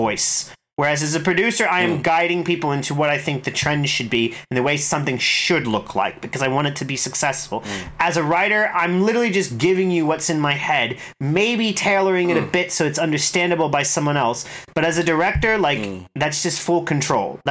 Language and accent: English; United States; moved away; I'm American